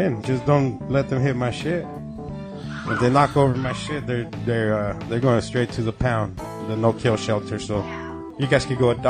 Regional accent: Temecula, California, United States; I grew up like in Temecula

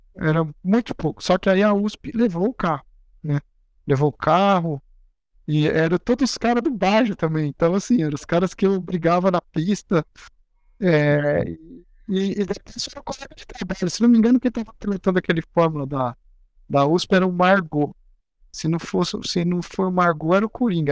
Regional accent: Agudos, São Paulo, Brazil; Eu nasci no interior do estado de São Paulo, numa cidade bem pequena chamada Agudos

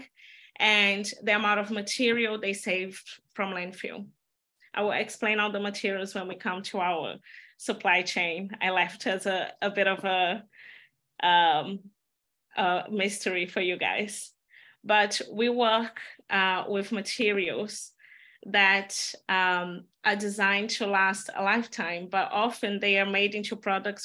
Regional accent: Belo Horizonte, Minas Gerais, Brazil; born or raised there; moved away; also born or lived in Amazon jungle

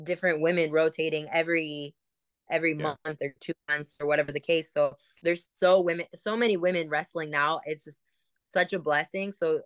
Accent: Cleveland, Ohio, United States; moved away as an adult; now in Canada; I'm originally from the Cleveland area

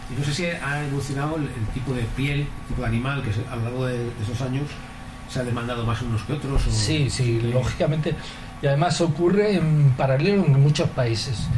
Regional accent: Spain; Yo creo que hoy por hoy soy el único español que está acreditado en todas las eh, subastas internacionales de pieles como broker.

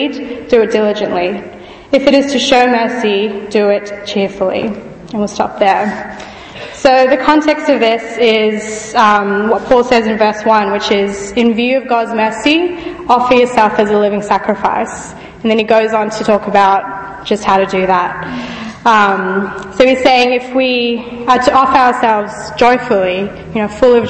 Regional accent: Fiji; also born or lived in Australia; now in Birmingham, United Kingdom; I grew up in Fiji, which is in the South Pacific

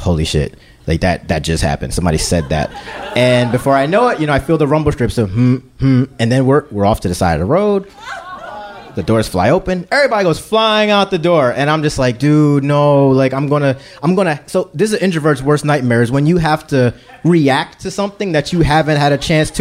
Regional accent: Philadelphia, Pennsylvania, United States; I'm from Philly

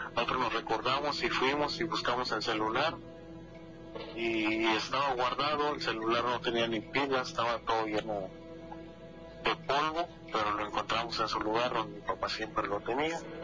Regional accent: Oaxaca, Mexico; now in Pennsylvania, United States; ahorita los escucho desde el estado de Pensilvania, pero yo soy originario de Oaxaca

